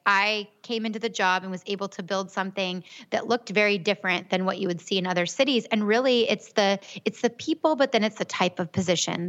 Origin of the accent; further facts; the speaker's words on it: Gilbert, Arizona, United States; I'm actually from Gilbert. I grew up here.